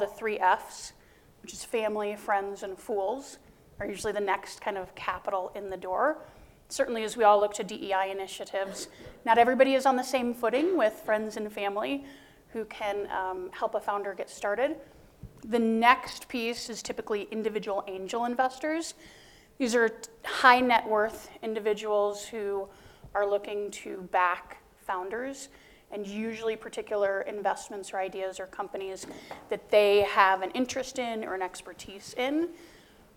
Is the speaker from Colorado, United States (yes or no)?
yes; Denver, Colorado, United States; also born or lived in Indiana; I'm a Denver native. I went to the University of Notre Dame undergrad, got a chemistry undergraduate major, then came back to my hometown